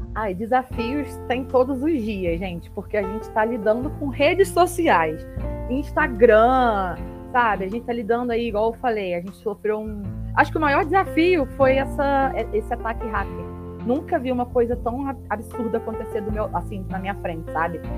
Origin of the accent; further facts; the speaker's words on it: Petrópolis, Rio de Janeiro, Brazil; moved away as an adult; now in São Paulo, Brazil; sou do Rio de Janeiro, né, de Petrópolis, atualmente moro em São Paulo